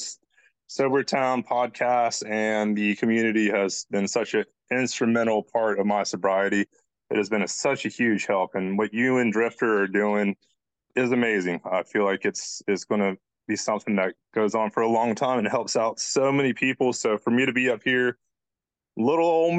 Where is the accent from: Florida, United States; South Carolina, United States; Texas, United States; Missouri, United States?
South Carolina, United States; Charleston; I'm from Charleston, South Carolina. Grew up pretty normalish family